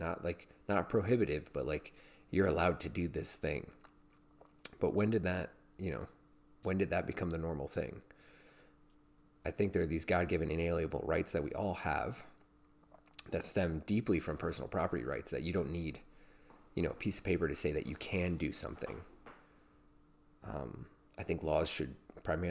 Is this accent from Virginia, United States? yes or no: yes; Virginia, United States; it's in my home state